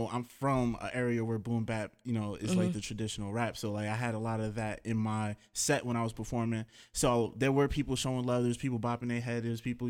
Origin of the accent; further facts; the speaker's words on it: Elizabeth, New Jersey, United States; also born or lived in Roselle, New Jersey; I was like born and raised in Elizabeth, New Jersey.